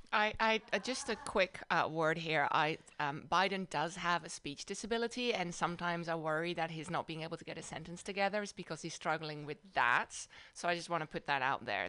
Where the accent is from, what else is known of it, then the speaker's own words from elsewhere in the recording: Amsterdam, North Holland, Netherlands; also born or lived in Madison, Wisconsin / South Bay, California; now in San Francisco Bay Area, United States; I grew up in the Netherlands, in uh, in Amsterdam